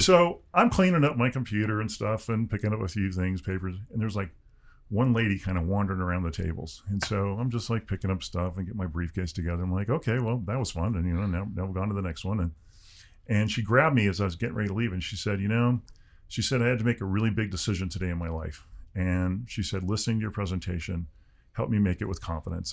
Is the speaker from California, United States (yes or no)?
yes; Southern California, United States; I grew up in Southern California in the sixties and seventies